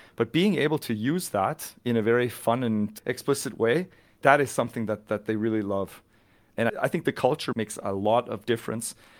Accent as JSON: {"language": "English", "area": "near Vancouver", "region": "British Columbia", "country": "Canada", "tie": "born or raised there", "also_born_or_lived": "Zurich Highlands, Switzerland", "moved": "as an adult", "lives_now": "Switzerland", "said": "I'm born and raised near Vancouver in, uh, beautiful British Columbia in Canada"}